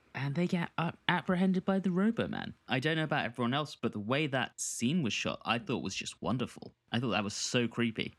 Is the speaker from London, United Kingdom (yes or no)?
yes; London, United Kingdom; growing up in London in the nineties and, and the two thousands